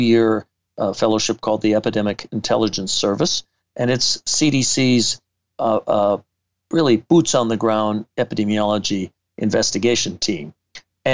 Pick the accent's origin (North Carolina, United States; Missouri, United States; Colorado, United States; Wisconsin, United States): Wisconsin, United States; Madison; I came back to my hometown of Madison, Wisconsin